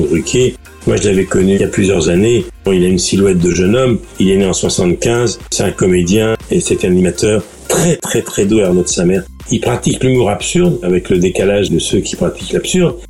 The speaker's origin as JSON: {"language": "French", "region": "Lower Normandy", "country": "France", "tie": "born or raised there", "said": "J'ai grandi en Basse-Normandie avec un papa qui était médecin de campagne"}